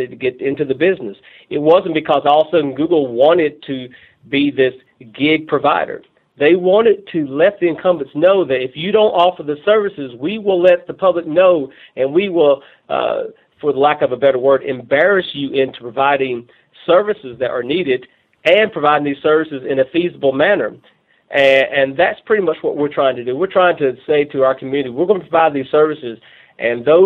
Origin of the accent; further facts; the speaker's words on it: Northeast Tennessee, United States; moved away as an adult; now in Russellville, United States; I'm from Tennessee, Northeast Tennessee